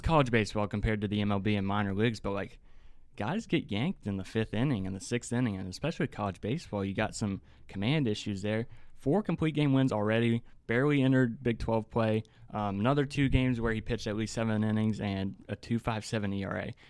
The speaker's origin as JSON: {"language": "English", "town": "Hurricane", "region": "West Virginia", "country": "United States", "accent": "hick", "said": "I'm from Hurricane, West Virginia. That's, uh, in between Huntington and Charleston."}